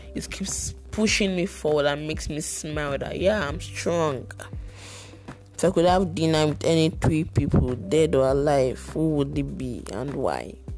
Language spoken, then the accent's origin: English; Lagos, Nigeria; also born or lived in Ibadan, Oyo State (ancestral); I was born in Lagos, though I hail from Ibadan, Oyo State, but I was born in Lagos.